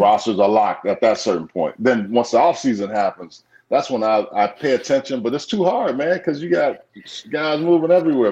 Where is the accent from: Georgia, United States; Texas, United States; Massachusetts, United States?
Texas, United States; Houston; moved away as an adult; also born or lived in Beaumont, Texas / Los Angeles, California; I grew up in Beaumont. I was born in Beaumont, but I grew up in Houston